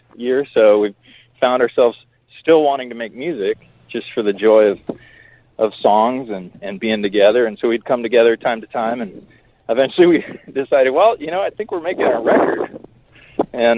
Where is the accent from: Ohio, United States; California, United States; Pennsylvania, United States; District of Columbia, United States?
California, United States; San Diego; growing up in San Diego, it's not a big music town